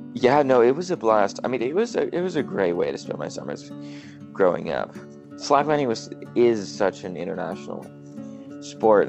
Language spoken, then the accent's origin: English; El Cerrito, California, United States; I grew up in in El Cerrito, California, which is just north of Berkeley in the Bay Area